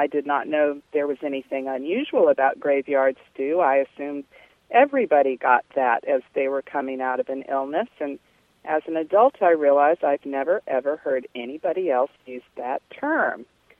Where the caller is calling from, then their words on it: Charlottesville, Virginia, United States; Charlottesville, Virginia.